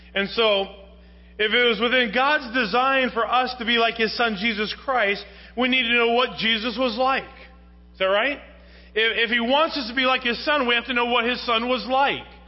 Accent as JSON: {"language": "English", "country": "United States", "said": "I'm American"}